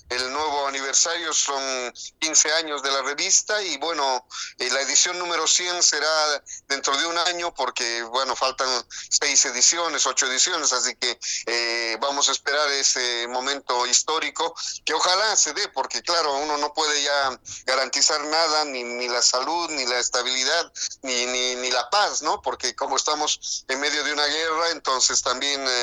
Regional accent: Bolivia; si yo como boliviano organizo una fiesta, automáticamente tengo que invitarle al chileno, al argentino, al colombiano, porque si solo hago para bolivianos

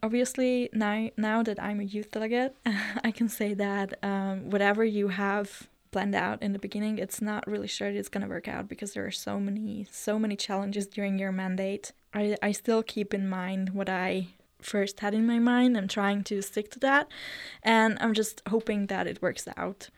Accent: Eger, Heves, Hungary; also born or lived in Switzerland; I myself also grew up in the rural area in Hungary. I'm from Eger, which is, if you don't know, it's the northern part

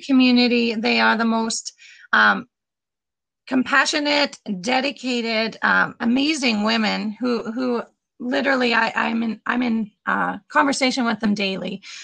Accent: Leader, Saskatchewan, Canada; I grew up in Leader

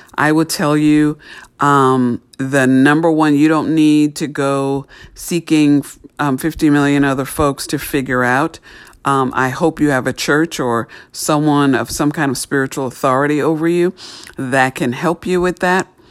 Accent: New York City, New York, United States; where I grew up in New York City

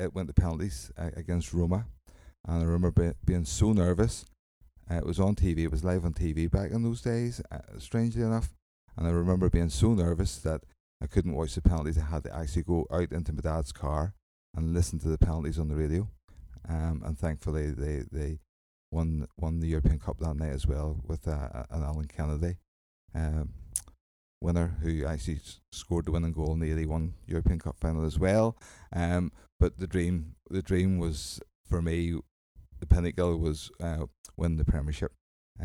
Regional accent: Antrim, Northern Ireland, United Kingdom; I come from Antrim. I've lived in Antrim all my life

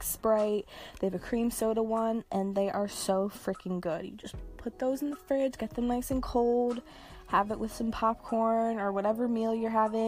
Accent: New Jersey, United States; I am from New Jersey, specifically South Jersey, pretty close to Philadelphia, like 20 to 25 minutes drive from it. Where do I live? I still live in South Jersey.

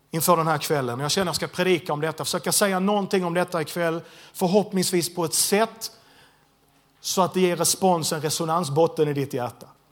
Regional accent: Landskrona, Skåne, Sweden; jag är född och uppvuxen i Landskrona

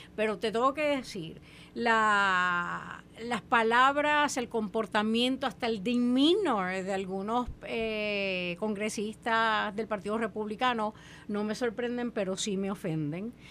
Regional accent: Puerto Rico; como puertorriqueña

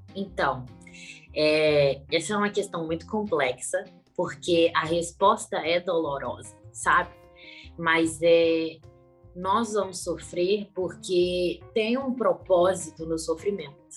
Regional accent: Belo Horizonte, Minas Gerais, Brazil; Eu sou de Belo Horizonte, Minas Gerais

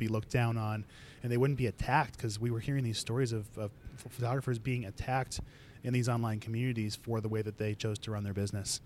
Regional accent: Chicago, Illinois, United States; I'm originally from Chicago. I grew up there with a large family.

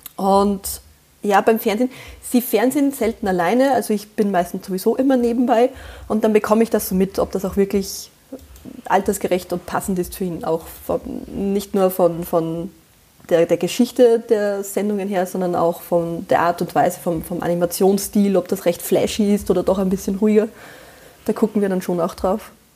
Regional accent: Austria; accent: Austrian dialect; ich bin Österreicherin und ich bemühe mich sehr, dass man das nicht zu sehr raushört. Also sollte ich in schlimmsten Dialekt verfallen

